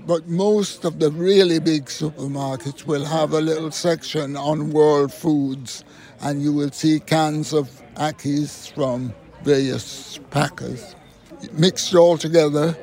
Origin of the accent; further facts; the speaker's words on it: Jamaica; I'm from Jamaica